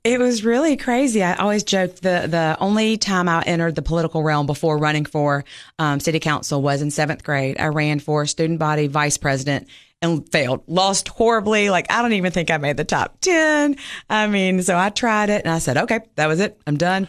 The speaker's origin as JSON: {"language": "English", "region": "Mississippi", "country": "United States", "tie": "born or raised there", "moved": "as an adult", "lives_now": "Cookeville, United States", "said": "I'm originally from Mississippi, grew up there, went to Ole Miss"}